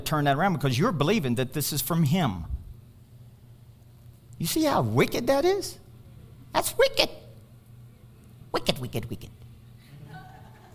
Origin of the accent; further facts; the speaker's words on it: Kentucky, United States; moved away as an adult; I'm from Kentucky